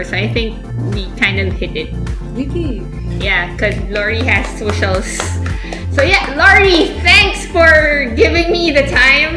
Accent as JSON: {"language": "English", "country": "Philippines", "moved": "as an adult", "lives_now": "Singapore", "said": "in Philippines we kind of very close"}